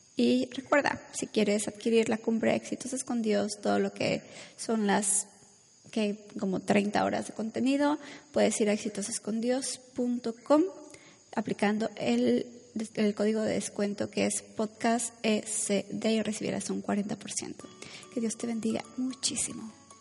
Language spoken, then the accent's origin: Spanish; Mexico; moved away; Yo soy de México donde nos bañábamos como dos veces al, al día a veces